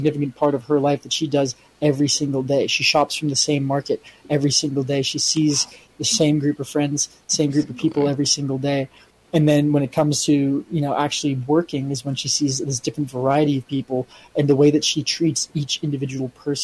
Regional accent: United States; me observing it as American

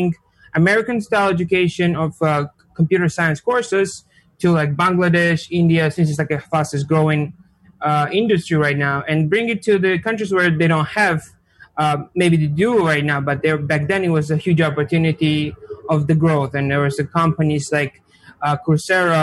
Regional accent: Georgia; English is a second language; moved away as an adult; now in United States; I'm from Republic of Georgia. It's a small country in Eastern Europe

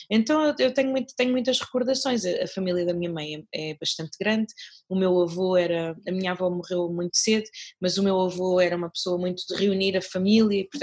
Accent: Mozambique; now in Portugal; já vivo cá em Portugal há muito tempo, mas sou moçambicana, continuo a ser moçambicana, uh, nunca, nunca, nunca, nunca obtive a nacionalidade portuguesa

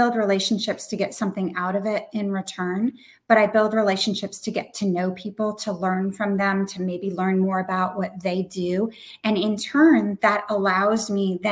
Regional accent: New Hampshire, United States; I'm from New Hampshire

